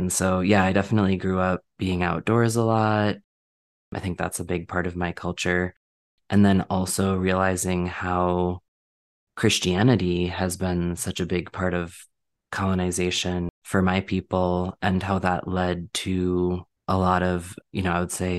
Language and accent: English; Minnesota, United States; moved away; So I grew up in Minnesota